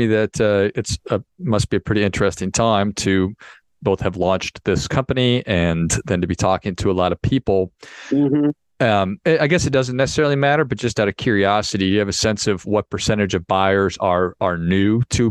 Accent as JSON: {"language": "English", "region": "Wisconsin", "country": "United States", "tie": "born or raised there", "said": "it's life is a funny thing growing up in Wisconsin and then speaking French"}